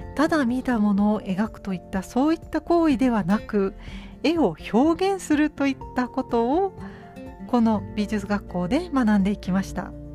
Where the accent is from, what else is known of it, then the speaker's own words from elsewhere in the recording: Tokai, Japan; 地元の東海地方のですね